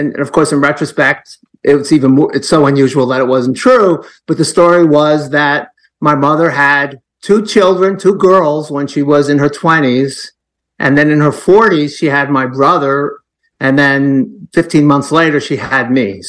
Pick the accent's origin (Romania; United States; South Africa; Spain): United States; New York City, New York; I was born in Brooklyn, New York